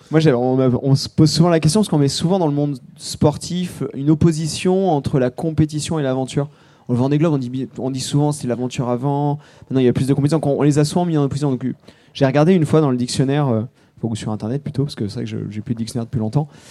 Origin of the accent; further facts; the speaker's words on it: Charente, Nouvelle-Aquitaine, France; J'ai grandi en Charente